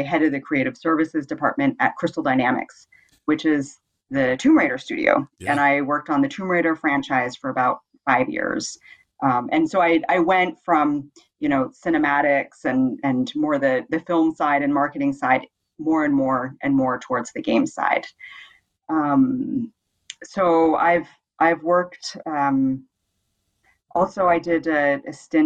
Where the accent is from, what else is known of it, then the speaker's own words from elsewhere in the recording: Bay Area, California, United States; moved away as an adult; now in Denmark; I'm from the Bay Area in California